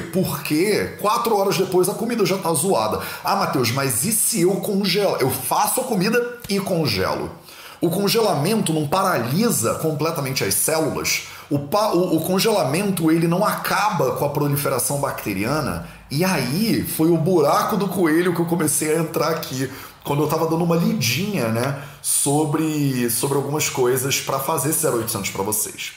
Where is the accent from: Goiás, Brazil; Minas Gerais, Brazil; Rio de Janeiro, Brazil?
Rio de Janeiro, Brazil; accent: carioca; eu fui criado no Rio de Janeiro. No Rio de Janeiro, não dá nem para perceber, né? Pelo meu sotaque sutil, né? De carioca